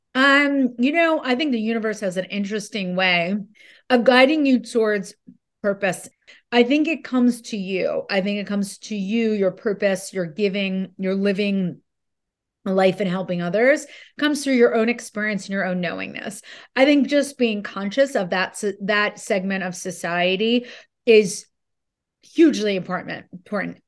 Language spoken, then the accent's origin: English; New Jersey, United States; I'm from Jersey